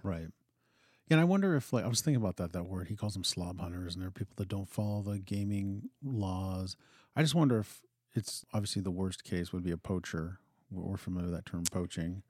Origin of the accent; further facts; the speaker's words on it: Western Pennsylvania, United States; now in Montana, United States; I grew up in Western Pennsylvania